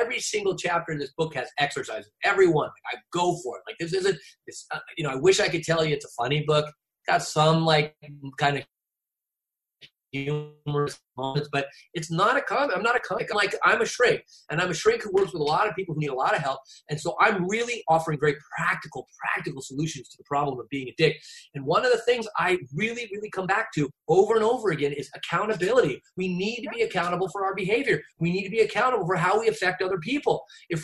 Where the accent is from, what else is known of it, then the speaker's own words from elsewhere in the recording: Newport Beach, California, United States; moved away; I grew up on Balboa Island. Like, you know, I grew up at Newport Beach